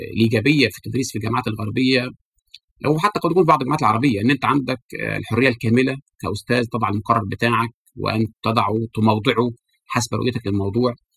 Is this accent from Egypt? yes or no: yes; Egypt; احنا في العالم العربي خاصه في مصر